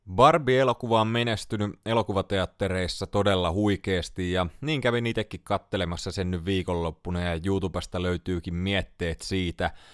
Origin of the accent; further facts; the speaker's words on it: Tampere, Pirkanmaa, Finland; Kotikaupungissani Tampereella